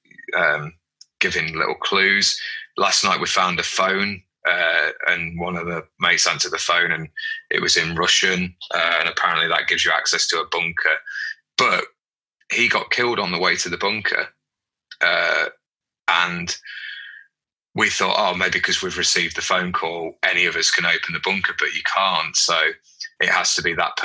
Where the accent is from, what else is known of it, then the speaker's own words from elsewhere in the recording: United Kingdom; because we're British